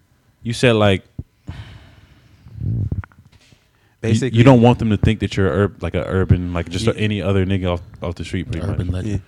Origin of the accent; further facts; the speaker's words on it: the South, United States; I'm from the South. We from the South too.